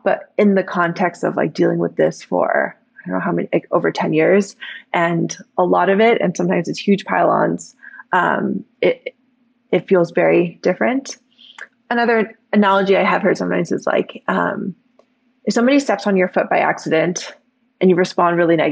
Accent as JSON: {"language": "English", "area": "Bay Area", "region": "California", "country": "United States", "tie": "born or raised there", "said": "I grew up in the Bay Area."}